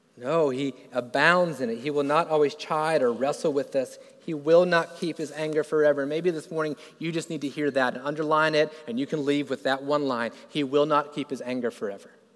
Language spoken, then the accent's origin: English; Florida, United States; I grew up in Florida